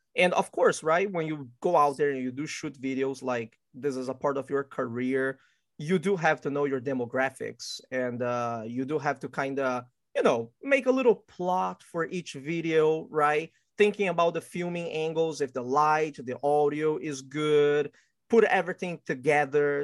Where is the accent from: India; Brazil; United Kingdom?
Brazil; also born or lived in Qingdao, Shandong, China (ancestry); now in United States; my family is actually originally from China, but I was born and raised in Brazil